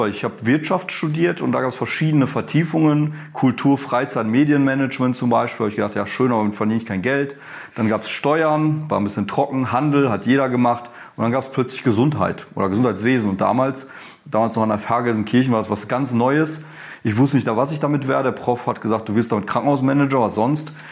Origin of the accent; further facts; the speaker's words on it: North Rhine-Westphalia, Germany; ich komme gerade aus dem Ruhrgebiet, bin da schon ziemlich lange, seit meinem dritten Lebensjahr wohne ich da, seit über 30 Jahren.